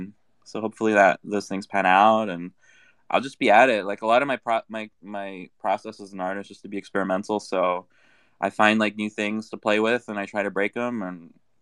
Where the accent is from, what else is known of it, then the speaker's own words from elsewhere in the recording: Brazil; English is a second language; Like, I'm originally from Brazil